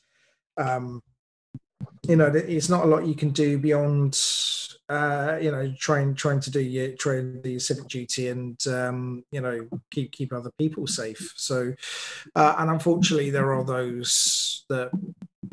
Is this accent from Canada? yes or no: no; United Kingdom; I'm a British writer